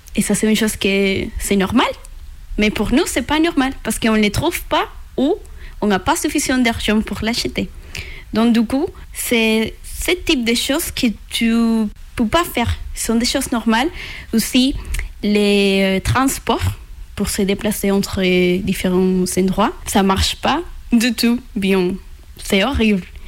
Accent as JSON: {"language": "French", "country": "Venezuela", "also_born_or_lived": "Colombia", "second_language": "French", "moved": "as an adult", "lives_now": "France", "said": "je viens du Venezuela et j'ai 24 ans."}